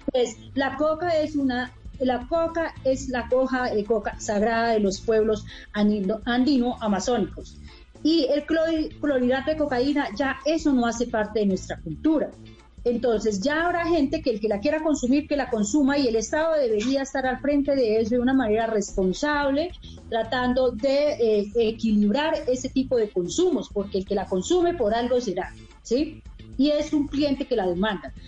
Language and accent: Spanish; mountains of Cauca, Colombia; moved away as an adult; now in Bogotá, Colombia; yo vengo de las montañas del Cauca a la ciudad de la capital, a Bogotá, a estudiar